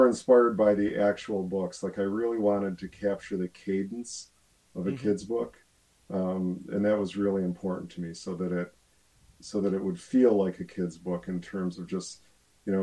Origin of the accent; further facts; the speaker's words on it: Buffalo, New York, United States; I'm from Buffalo